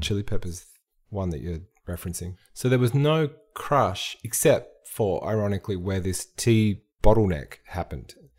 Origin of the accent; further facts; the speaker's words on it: Frankston, Victoria, Australia; I grew up in Frankston